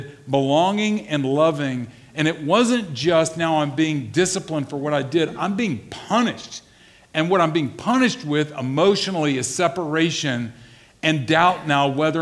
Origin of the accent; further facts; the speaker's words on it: the South, United States; I grew up in the South